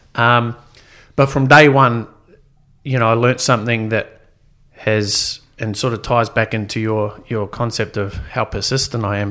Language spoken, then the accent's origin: English; New Zealand; born or raised there; also born or lived in Sydney, Australia / Gosford, Australia; now in Gold Coast, Australia